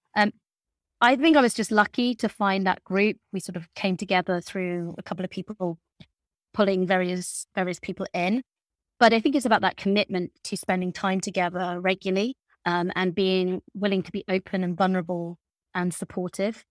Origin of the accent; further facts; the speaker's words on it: Lincolnshire, East Midlands, United Kingdom; I grew up in Lincolnshire